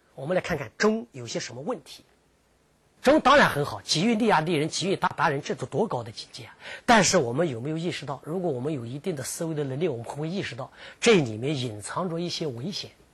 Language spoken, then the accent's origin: Chinese; southern China, China; moved away; 我曾经在北方生活了很长一段时间，我是南方长大的，我喜欢吃米饭